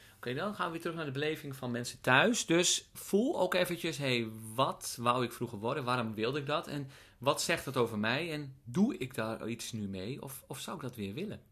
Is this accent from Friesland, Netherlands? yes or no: yes; Friesland, Netherlands; moved away; Ik ben geboren in Friesland.